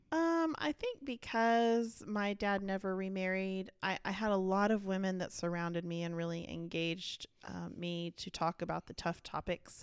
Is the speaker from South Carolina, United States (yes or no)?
no; Dallas, Texas, United States; I was born and raised in Dallas